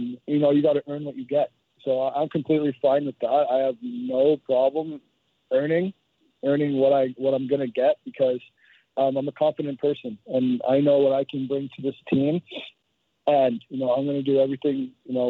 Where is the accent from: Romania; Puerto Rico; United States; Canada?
Canada; Toronto, Ontario; I'm from Toronto.